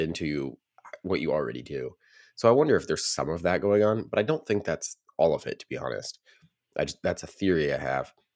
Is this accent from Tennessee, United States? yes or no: yes; Nashville, Tennessee, United States; I grew up in the Nashville region